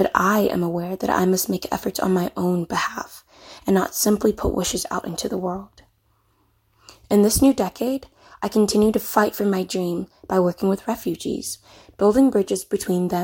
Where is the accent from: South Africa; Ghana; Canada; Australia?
Ghana; now in Mobile, United States; As a Ghanaian immigrant living in the United States